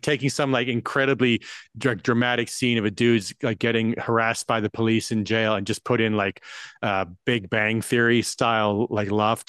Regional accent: South Africa; moved away; I grew up in South Africa

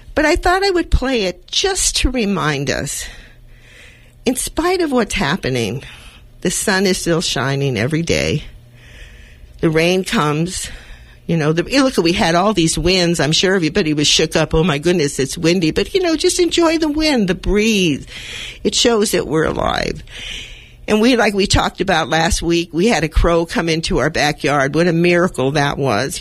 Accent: Los Angeles, California, United States; I'm also a native of California. I was born in East Los Angeles.

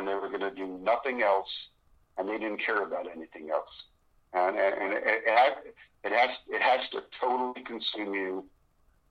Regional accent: New York City, New York, United States; moved away; also born or lived in Las Vegas; I'm from New York City

